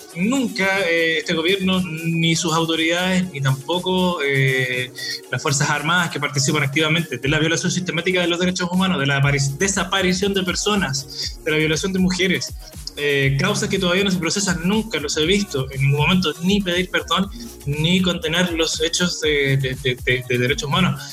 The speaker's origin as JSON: {"language": "Spanish", "country": "Chile", "said": "como chilenos"}